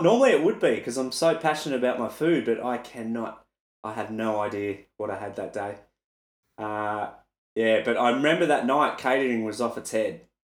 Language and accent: English; Melbourne, Victoria, Australia; in an arena in my hometown